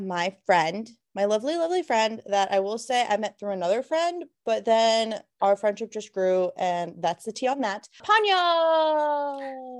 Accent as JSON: {"language": "English", "region": "Florida", "country": "United States", "moved": "yes", "said": "we're originally from Florida"}